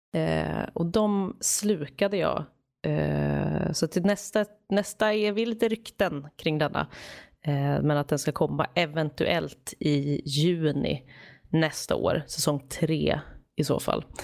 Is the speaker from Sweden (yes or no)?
yes; Stockholm, Stockholm County, Sweden; now in Gothenburg, Sweden; Jag är ju från Stockholm, men jag bor ju i Göteborg, så jag åker alltid hem över jul också